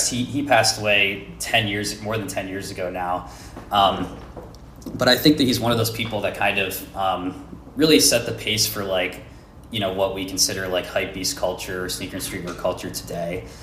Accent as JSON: {"language": "English", "town": "Philadelphia", "region": "Pennsylvania", "country": "United States", "tie": "born or raised there", "said": "So, um, I grew up in Pennsylvania in the Philly area"}